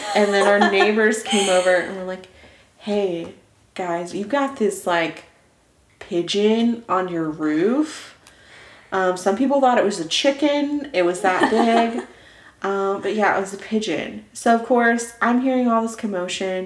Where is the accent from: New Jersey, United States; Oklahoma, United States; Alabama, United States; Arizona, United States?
Oklahoma, United States; We're from Oklahoma.